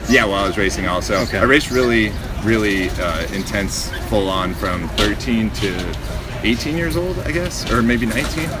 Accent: Big Bear, California, United States; moved away; also born or lived in Orange County, California; I grew up in Big Bear, California, San Bernardino County

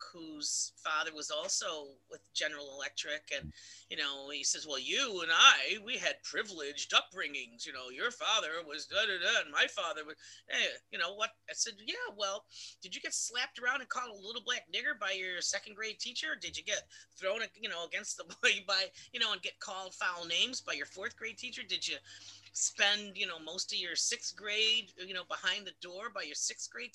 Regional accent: Marcy, New York, United States; also born or lived in Washington, D.C. / Schenectady, New York; I was born in Washington, D.C., but I was raised pretty much upstate New York

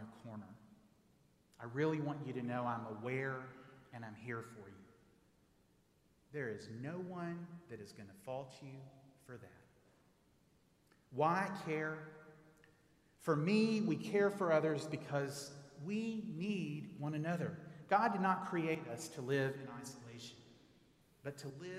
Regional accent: Texas, United States; moved away; I grew up in Texas

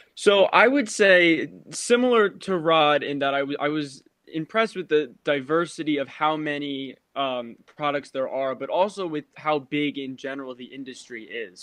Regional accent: Randolph, New Jersey, United States; I am from Randolph, New Jersey. That's where I am right now.

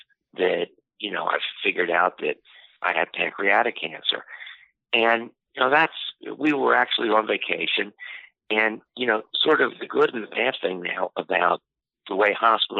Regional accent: Washington, District of Columbia, United States; I'm from Washington, D.C.

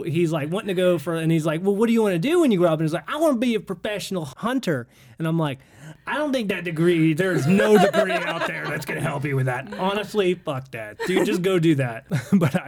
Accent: Jacksonville, Florida, United States; we're from Jacksonville, Florida.

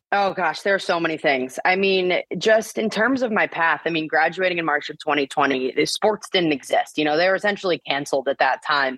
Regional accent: Bloomington, Indiana, United States; I grew up in Bloomington, Indiana.

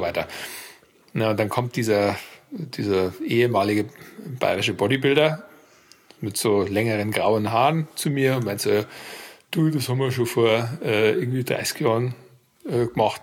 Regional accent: Germany; moved away as an adult; also born or lived in United States / France; war vier Jahre in den USA und als Deutscher natürlich und bin dann auch zurück

